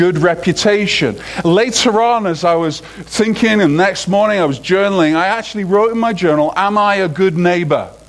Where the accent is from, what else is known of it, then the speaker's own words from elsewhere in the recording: United Kingdom; moved away; as a Brit